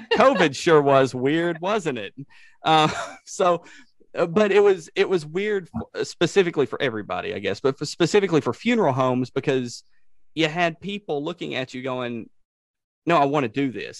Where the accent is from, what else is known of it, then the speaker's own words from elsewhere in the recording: Savannah, Tennessee, United States; we have Ulysses S. Grant's uh, headquarters from the Battle of Shiloh in my hometown